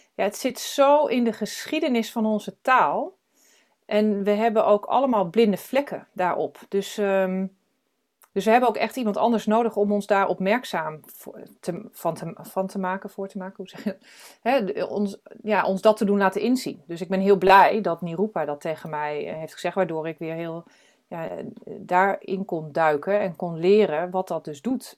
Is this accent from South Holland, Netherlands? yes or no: no; Drenthe, Netherlands; moved away; also born or lived in United States / Arnhem / Amsterdam; Ik ben geboren in Drenthe